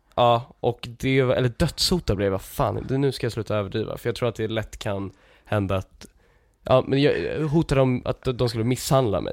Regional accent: Lidingö, Stockholm County, Sweden; jag är ju från eh, eh, den delen av Lidingö som, som är mindre eh, överklass typ.

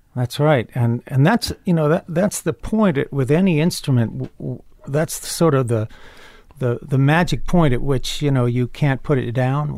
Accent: Chapel Hill, North Carolina, United States; also born or lived in Carrboro, North Carolina; I grew up in Chapel Hill, North Carolina

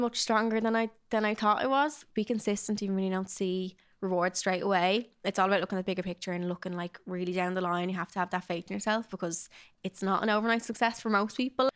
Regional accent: Dublin, Leinster, Ireland; I grew up in Dublin, South Dublin

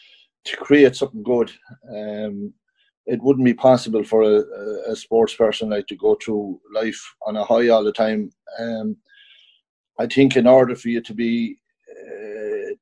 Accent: County Kildare, Ireland; moved away as an adult; also born or lived in New York / West Cork; I grew up in Kildare, played with the club Eadstown

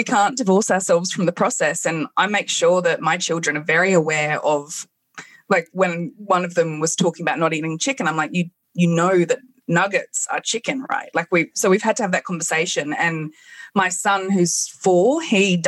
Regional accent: England, United Kingdom; I grew up in England

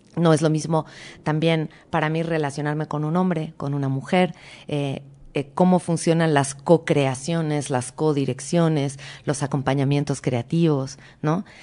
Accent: Mexico; accent: Mexican; also born or lived in Argentina; yo siempre que iba a Argentina era la primita mexicana. Claro. Ah, porque hablaba como mexicana

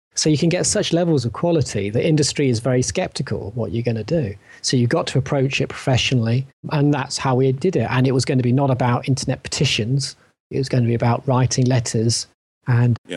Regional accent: England, United Kingdom; for me as an English person

